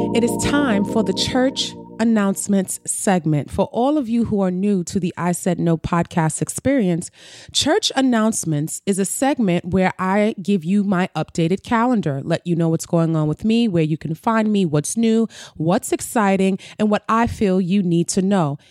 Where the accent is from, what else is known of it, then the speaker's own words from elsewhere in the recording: New York City, New York, United States; I'm a New Yorker, so I can only speak. I've been here all my life, born and raised. I've never lived anywhere else